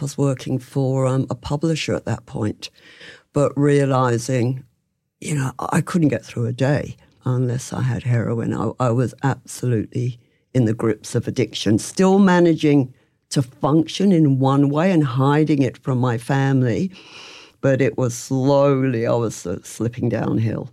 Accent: England, United Kingdom; moved away as an adult; also born or lived in London; now in Melbourne, Australia; I'm from England

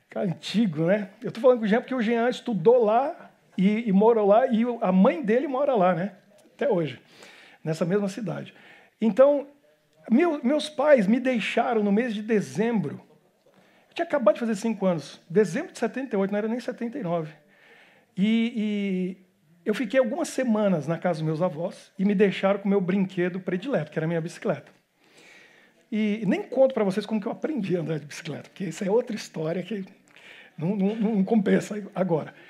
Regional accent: Brazil; moved away as an adult; also born or lived in Japan; now in Belgium; como bom brasileiro

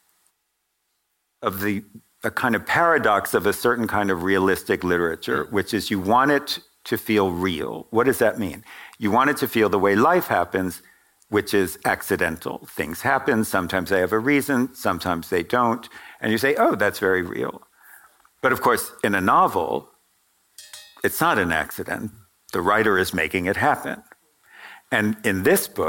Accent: New York, United States; I grew up in New York, and my family members died in the Holocaust

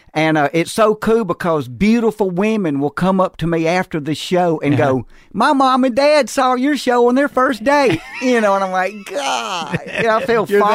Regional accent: Jackson, Mississippi, United States; also born or lived in Andalusia, Alabama; But by the time I was a preschooler, we had made it to Jackson, Mississippi.

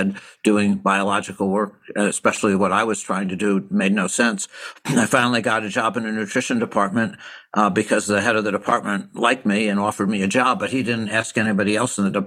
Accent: Albany, New York, United States; now in Boston, United States; I grew up in Albany, New York

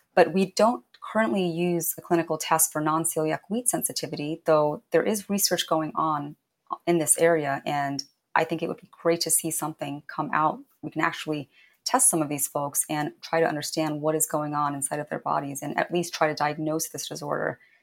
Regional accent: Indiana, United States; growing up in Indiana

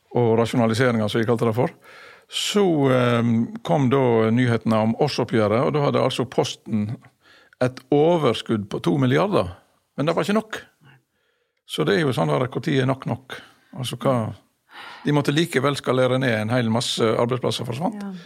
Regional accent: Masfjorden, Vestland, Norway; i min oppvekst hjemme i Masfjorden

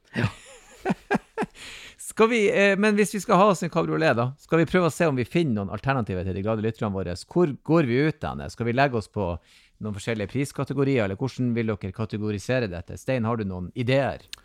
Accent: Northern Norway, Norway; jeg er si, alibi fra Nord-Norge her oppe

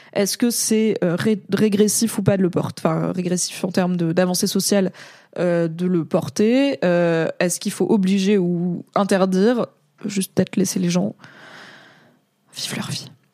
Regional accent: France; je suis né et j'ai grandi en France

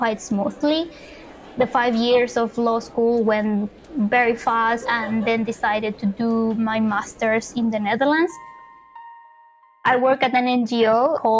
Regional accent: Punta Arenas, Magallanes and Chilean Antarctica, Chile; moved away as an adult; also born or lived in Santiago, Chile; I grew up in the Patagonia of Chile in a small city called Punta Arenas

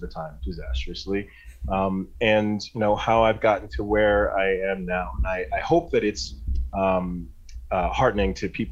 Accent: Northeast Ohio, United States; Growing up in Northeast Ohio in the 70s and 80s was, everybody worked in a factory

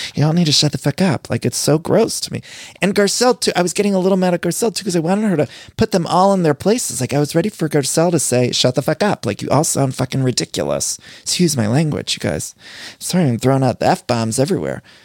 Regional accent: Ohio, United States; moved away; I'm from Ohio

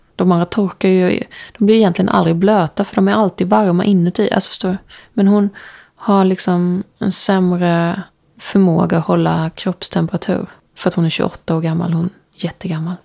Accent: Ljungby, Kronoberg County, Sweden; eftersom jag är från Ljungby

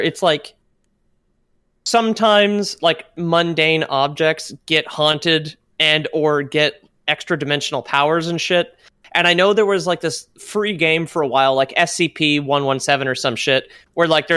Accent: Canada; I, as a Canadian

